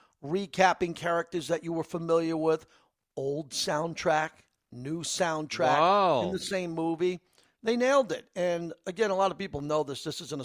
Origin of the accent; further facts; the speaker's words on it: Massapequa, New York, United States; it was based in my hometown of Massapequa, Long Island, where Tom Kovic was born.